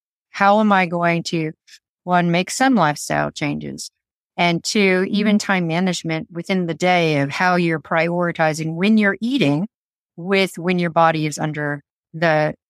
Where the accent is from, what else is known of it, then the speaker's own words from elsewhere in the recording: San Francisco, California, United States; now in Mount Maunganui, New Zealand; I'm originally an army brat from the US, but I say San Francisco is home because that's where I kind of ended up after we came back from traveling Europe and stuff. But I currently live in Mount Maunganui.